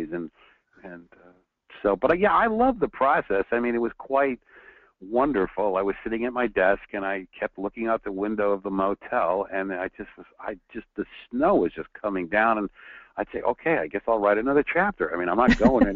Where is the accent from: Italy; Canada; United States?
United States; New York; now in Southern California, United States; I'm from New York, so I grew up driving in snow. But then now I live in Southern California